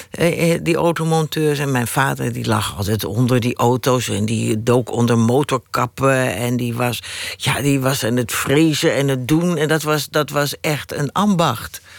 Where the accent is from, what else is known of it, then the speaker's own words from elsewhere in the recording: Rotterdam, South Holland, Netherlands; accent: Rotterdam; Mijn Rotterdamse accent afleren.